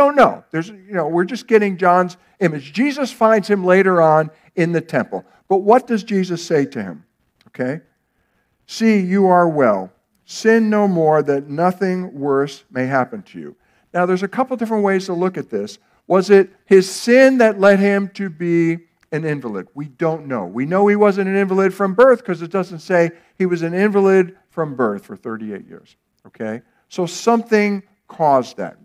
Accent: United States; There were things that I received by living in America, by being an American, by growing up where I did

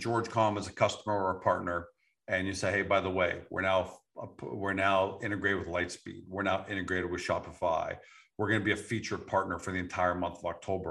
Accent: Canada; We're Canadian

